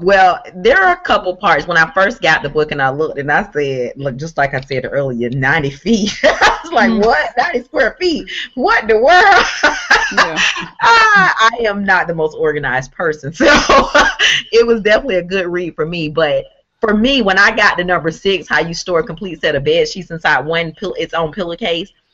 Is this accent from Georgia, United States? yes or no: yes; Waycross, Georgia, United States; my hometown, which is Waycross, Georgia